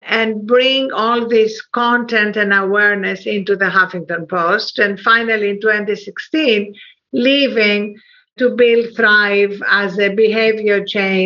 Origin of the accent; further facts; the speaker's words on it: Athens, Attica, Greece; moved away; also born or lived in England / United States; I was brought up in Athens, Greece